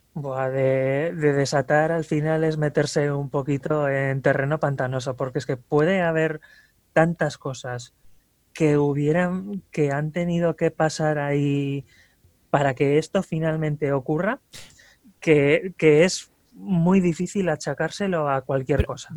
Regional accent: Ermua, Basque Country, Spain; soy de Erma, vaya, eh, del pueblo más cercano también al, vertedero

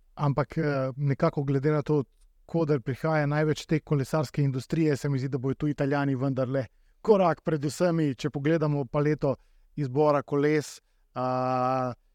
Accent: Slovenia; Slovenci smo

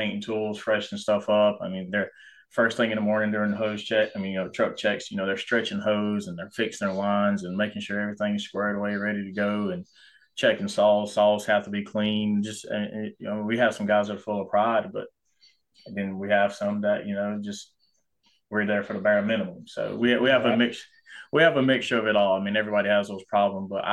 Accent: Anderson, South Carolina, United States; also born or lived in Georgia; I was born in Georgia, stayed there for maybe a year or two after I was born, but then moved, you know, to South Carolina

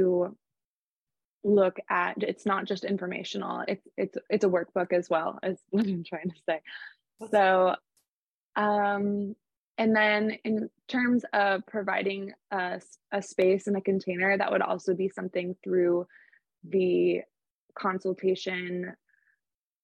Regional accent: Portland, Maine, United States; my hometown, Portland, Maine.

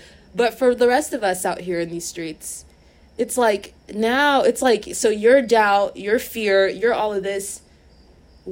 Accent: United States; we grew up in America

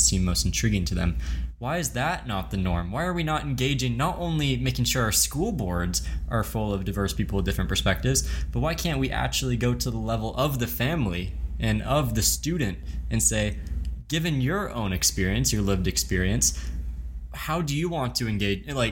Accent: the South, United States; Where I grew up in the South

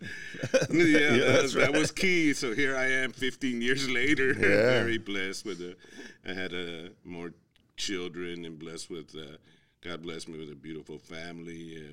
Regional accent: Houston, Texas, United States; moved away as an adult; Born and raised in Houston

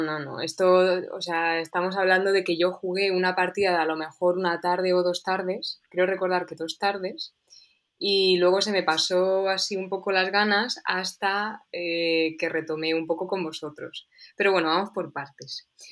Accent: Toledo, Castilla-La Mancha, Spain

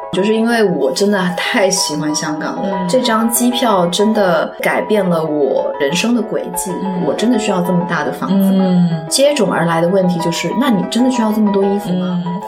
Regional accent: Guangzhou, Guangdong, China; moved away as an adult; also born or lived in Hong Kong; now in Singapore; 从一个在广州土生土长跟爸妈一起生活很多年的人

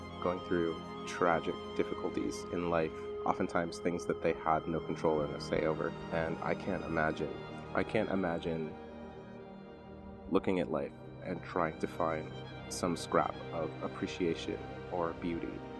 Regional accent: United States; I'm lucky enough to have been born here

